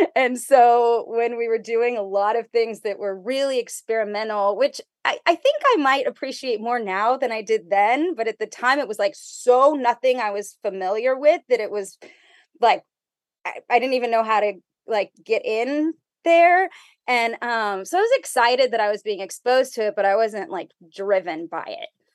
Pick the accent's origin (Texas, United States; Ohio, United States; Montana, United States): Texas, United States; McAllen; I was, uh, born and raised in McAllen, Texas